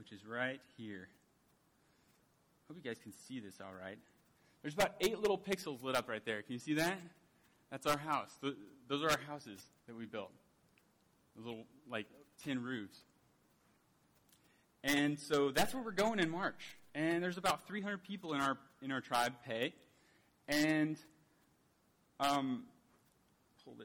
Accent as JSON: {"language": "English", "region": "California", "country": "United States", "tie": "born or raised there", "moved": "as an adult", "lives_now": "Papua New Guinea", "said": "This is my home state of California"}